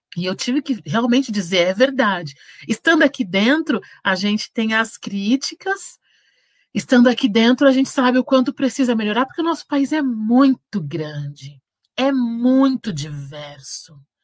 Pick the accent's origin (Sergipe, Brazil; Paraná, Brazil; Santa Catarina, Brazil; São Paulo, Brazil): São Paulo, Brazil; Santos; now in São Bernardo do Campo, Brazil; Eu sou, nasci em Santos, sou de Santos e amo